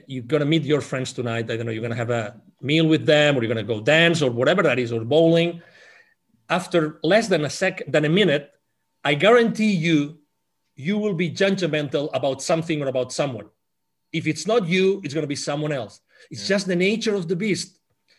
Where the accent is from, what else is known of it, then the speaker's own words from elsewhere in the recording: Spain; English is a second language; moved away as an adult; I'm originally from Spain